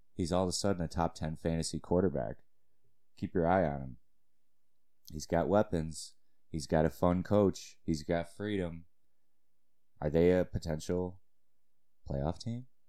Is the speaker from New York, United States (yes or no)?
yes; Cheektowaga, New York, United States; my hometown Maryvale Flyers